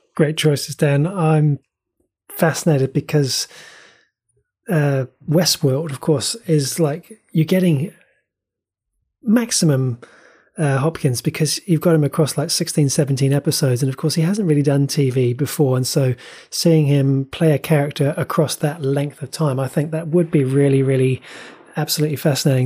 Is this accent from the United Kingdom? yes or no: no; New Zealand; as a New Zealander